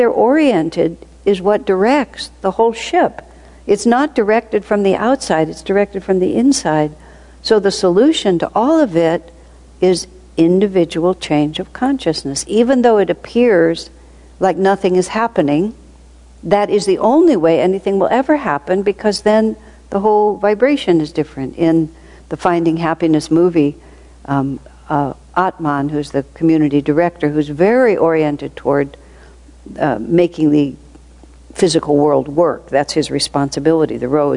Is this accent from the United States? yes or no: yes; United States; moved away; also born or lived in India; I come from America